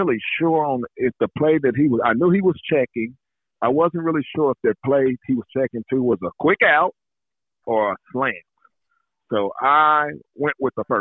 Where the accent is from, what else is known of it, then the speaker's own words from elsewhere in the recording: Indianapolis, Indiana, United States; growing up in Indianapolis, Indiana.